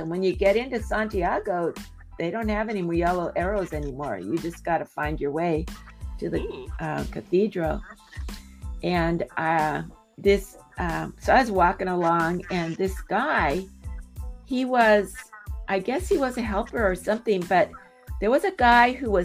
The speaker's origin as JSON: {"language": "English", "town": "San Diego", "region": "California", "country": "United States", "said": "I'm from San Diego"}